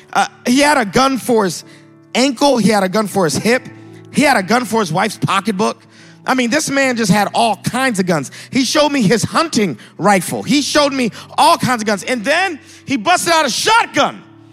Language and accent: English; Boston, Massachusetts, United States; moved away as an adult; now in North Carolina, United States; I'm originally from Boston, Massachusetts.